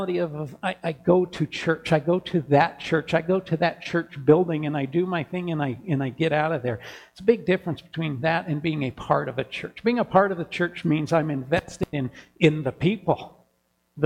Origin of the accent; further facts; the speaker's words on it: Kansas, United States; now in Helena, United States; growing up in Kansas in a small town, every house in our neighborhood had a porch and a porch swing.